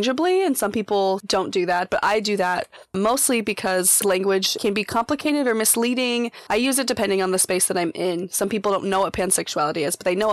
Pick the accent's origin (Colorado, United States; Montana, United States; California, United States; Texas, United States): Colorado, United States; now in Portland, United States; I'm originally from Colorado